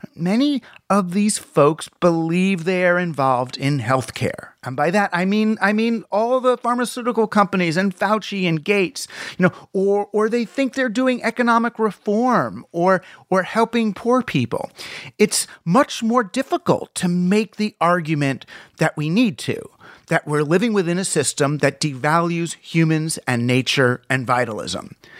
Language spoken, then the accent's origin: English; United States; as an American